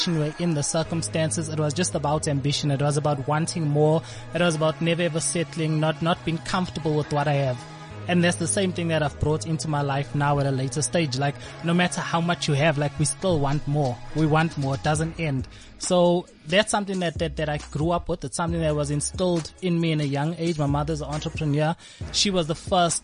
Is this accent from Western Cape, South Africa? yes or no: no; Pietermaritzburg, KwaZulu-Natal, South Africa; now in Gauteng, South Africa; from Pietermaritzburg, 33 years old, entrepreneur